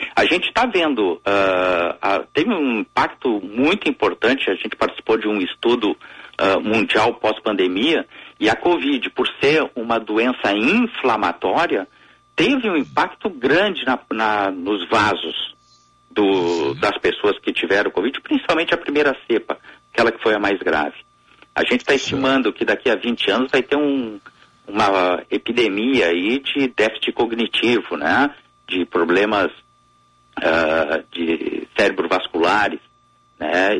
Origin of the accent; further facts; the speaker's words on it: southern Rio Grande do Sul, Brazil; como um bom gaúcho do sul do estado